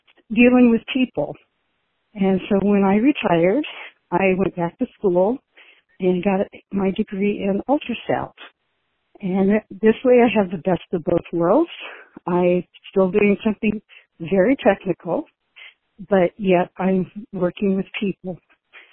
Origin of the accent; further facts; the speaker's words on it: California, United States; also born or lived in New Mexico / Colorado; now in Wenatchee, United States; Originally, I was born in California